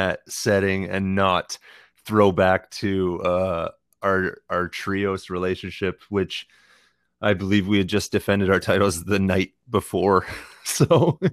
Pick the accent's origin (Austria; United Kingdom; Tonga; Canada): Canada; Tillsonburg, Ontario; my hometown of Tillsonburg